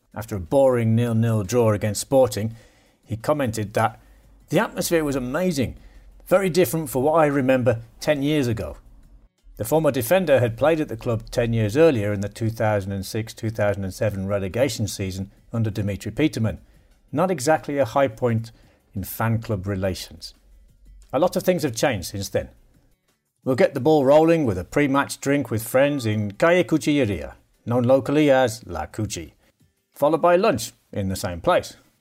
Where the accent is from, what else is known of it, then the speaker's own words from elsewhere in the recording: United Kingdom; One thing I notice as a Brit